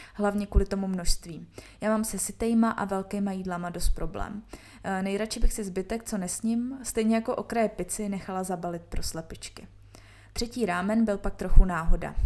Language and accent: Czech; Bohemia, Czechia; jsme z Čech